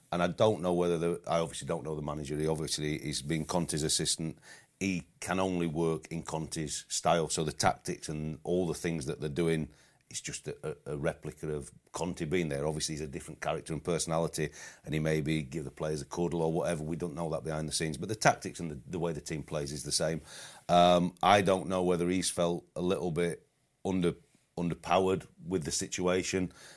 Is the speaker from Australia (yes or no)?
no; United Kingdom; we as English and British managers, coaches